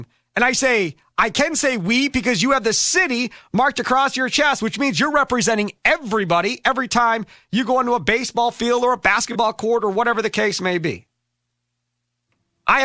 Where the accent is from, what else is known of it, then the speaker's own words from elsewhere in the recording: Wisconsin, United States; I'm from Wisconsin